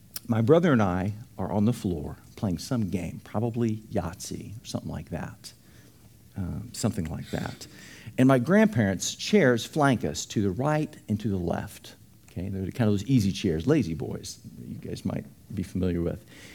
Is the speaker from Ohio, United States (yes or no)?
no; Dallas, Texas, United States; I grew up in Dallas